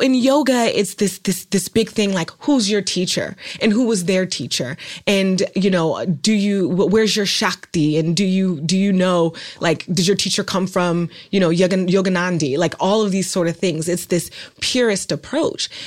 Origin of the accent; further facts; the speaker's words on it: Oakland, California, United States; I'm from Oakland, California